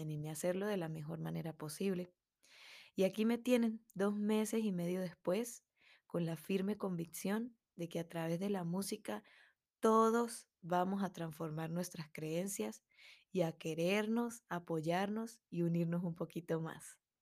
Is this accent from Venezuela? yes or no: yes; Andes, Venezuela; una músico melómana venezolana